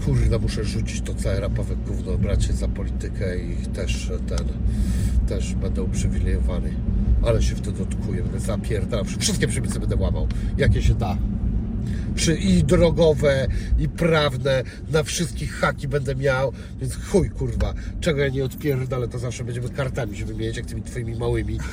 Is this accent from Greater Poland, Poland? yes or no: no; Szczecin, West Pomeranian Voivodeship, Poland; jestem ze Szczecina